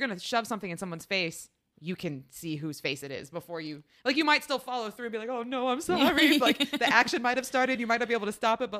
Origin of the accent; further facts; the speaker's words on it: Ohio, United States; I grew up in Ohio, which is not as cold, I don't think, as Massachusetts, or maybe it is.